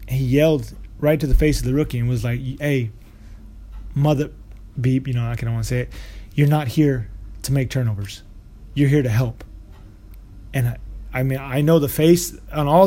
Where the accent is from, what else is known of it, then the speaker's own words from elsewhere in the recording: Walla Walla, Washington, United States; it's the city that I'm from, that I was born in the United States. It's small. It's Walla Walla